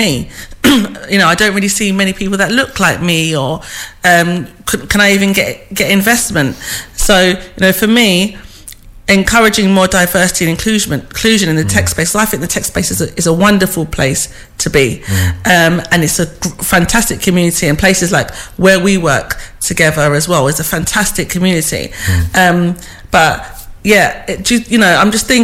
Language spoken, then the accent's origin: English; London, United Kingdom; I'm a woman from East London, a mother